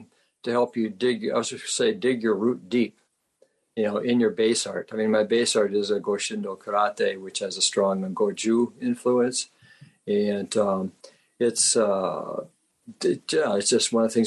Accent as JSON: {"language": "English", "town": "Rhinelander", "region": "Wisconsin", "country": "United States", "tie": "born or raised there", "said": "I grew up in Rhinelander, Wisconsin, population of 8,000 people."}